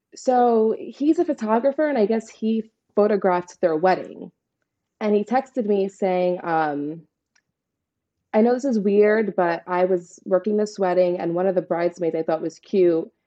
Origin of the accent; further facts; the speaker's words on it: New York City, New York, United States; I'm from Staten Island, New York